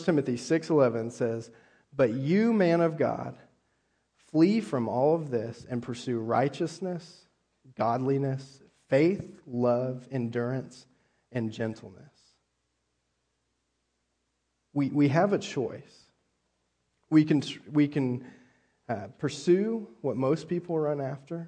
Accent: California, United States; moved away; also born or lived in Texas / Oklahoma; I grew up in California

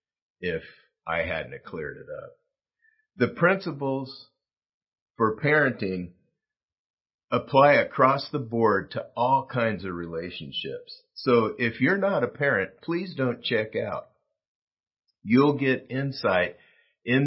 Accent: South Gate, California, United States; I grew up in Southgate, California, 8.5 miles from downtown

